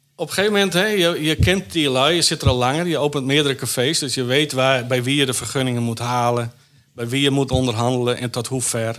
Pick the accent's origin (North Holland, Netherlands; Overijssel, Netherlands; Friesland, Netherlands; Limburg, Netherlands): Friesland, Netherlands; Wijtgaard; moved away; also born or lived in Jakarta; Ik kom uit Wijdgaard, een dorpje, maar Grauw is er vlakbij.